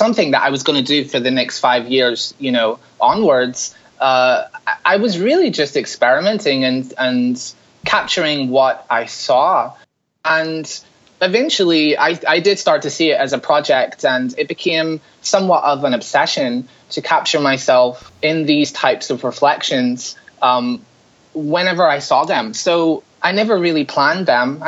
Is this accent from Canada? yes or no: no; Larne, Northern Ireland, United Kingdom; now in New York City, United States; I'm from Northern Ireland. I grew up in a really small town called Larne, which is just outside Belfast